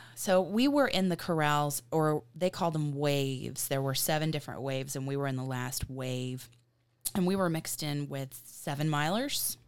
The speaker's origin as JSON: {"language": "English", "region": "Virginia", "country": "United States", "moved": "yes", "said": "I am from Virginia"}